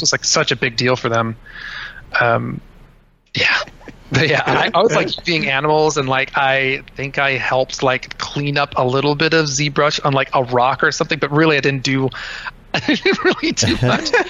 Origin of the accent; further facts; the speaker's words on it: Cincinnati, Ohio, United States; I'm from Cincinnati, Ohio. Um, I grew up on the west side of Cincinnati